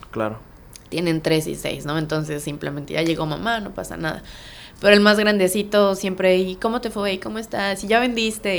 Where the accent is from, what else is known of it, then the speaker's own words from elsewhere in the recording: Mexico City, Mexico; moved away as an adult; now in Playa del Carmen, Mexico; soy originaria de Ciudad de México y pues tengo aquí ya radicando en Playa del Carmen cuatro años y medio